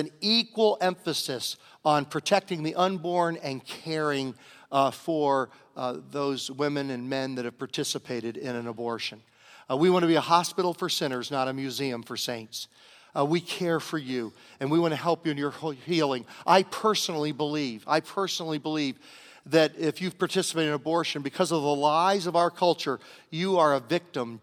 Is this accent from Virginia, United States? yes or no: yes; Virginia, United States; my home state of Virginia